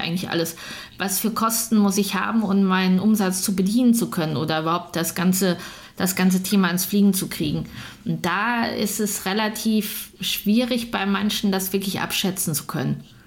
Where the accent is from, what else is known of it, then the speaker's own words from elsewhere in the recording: Münster, North Rhine-Westphalia, Germany; ich komme aus Münster